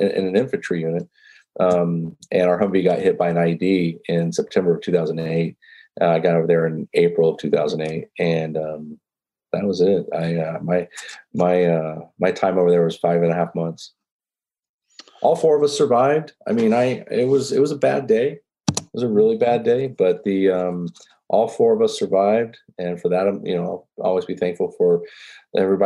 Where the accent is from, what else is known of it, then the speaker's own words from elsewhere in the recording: Grand Prairie, Texas, United States; moved away as an adult; also born or lived in West Point; the town where we grew up in Grand Prairie, you know, it's literally halfway between Dallas and Fort Worth